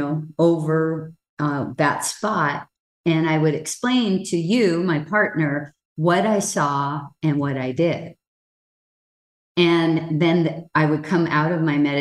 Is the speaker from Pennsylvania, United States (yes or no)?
no; Hawaii, United States; The last of 10 children, born and raised in Hawaii